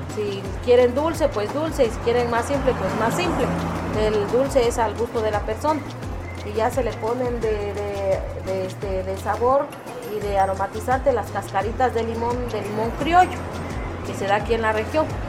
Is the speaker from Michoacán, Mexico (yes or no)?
no; Villa Sola de Vega, Oaxaca, Mexico; de Villa Sola de Vega, perteneciente a la Sierra Sur.